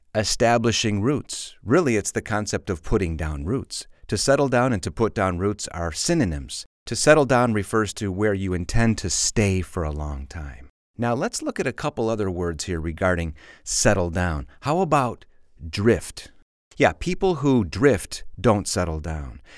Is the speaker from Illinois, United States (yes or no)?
yes; Chicago suburbs, Illinois, United States; I grew up in the suburbs, but I say I'm from Chicago